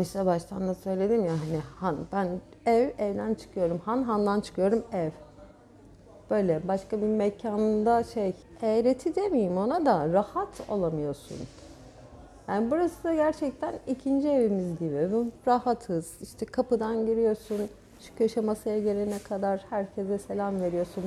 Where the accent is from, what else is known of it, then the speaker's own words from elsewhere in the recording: Gökçeada, Çanakkale, Turkey; Gökçeada'da doğmadım. Burada doğdum. Çanakkale doğumluyum ama çocukluğum Gökçeada'da geçti.